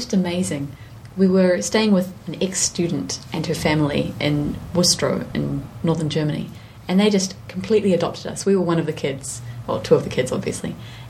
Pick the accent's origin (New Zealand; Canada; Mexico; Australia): New Zealand; we're from New Zealand